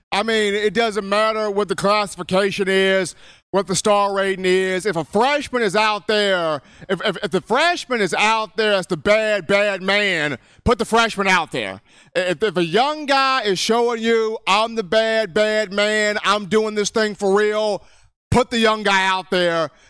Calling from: Albertville, Alabama, United States; This is …. I'm calling from Albertville.

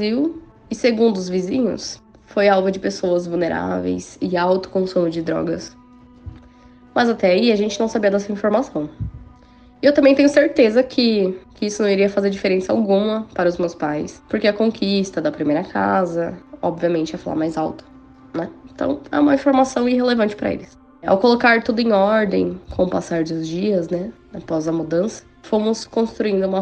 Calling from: São Paulo, Brazil; eu sou de São Paulo, capital.

